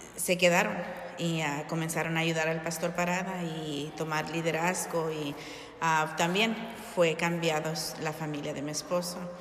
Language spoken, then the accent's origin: Spanish; Long Beach, California, United States; moved away as an adult; now in Hammond, Indiana, United States; nosotros originalmente somos de California